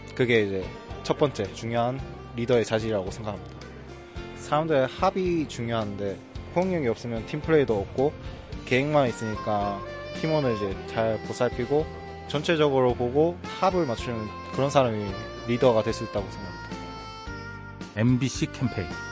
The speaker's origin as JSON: {"language": "Korean", "town": "Changwon", "region": "South Gyeongsang", "country": "South Korea", "said": "저는 창원에서 온"}